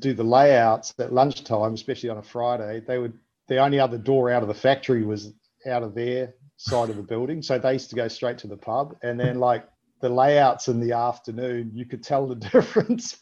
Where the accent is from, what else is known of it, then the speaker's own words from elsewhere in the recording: New Zealand; also born or lived in Melbourne, Australia; now in Australia; I grew up in New Zealand, and, you know, it was a small city.